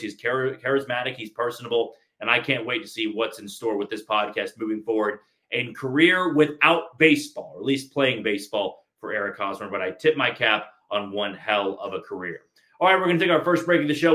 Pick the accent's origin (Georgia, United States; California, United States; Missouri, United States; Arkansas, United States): Missouri, United States; Kansas City; growing up in Kansas City my entire life